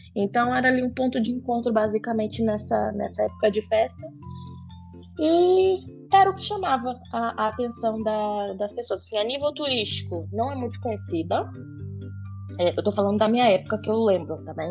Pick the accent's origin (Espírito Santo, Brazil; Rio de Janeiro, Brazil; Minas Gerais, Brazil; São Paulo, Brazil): Espírito Santo, Brazil; Pedro Canário; now in Portugal; vim do Brasil, do, do Espírito Santo, o estado do Espírito Santo, e de uma uhum. cidade muito pequena, chamada Pedro Canário